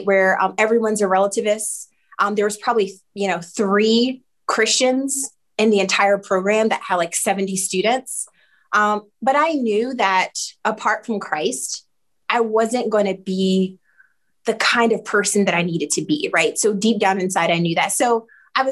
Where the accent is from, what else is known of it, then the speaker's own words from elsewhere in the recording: Newark, New Jersey, United States; moved away as an adult; also born or lived in Philadelphia; I'm originally from Newark, New Jersey. Went to all public school there